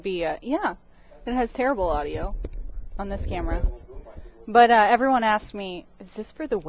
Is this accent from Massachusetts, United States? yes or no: no; Blue Springs, Missouri, United States; moved away; Yeah, I'm from Kansas City. Well, a little east, Blue Springs.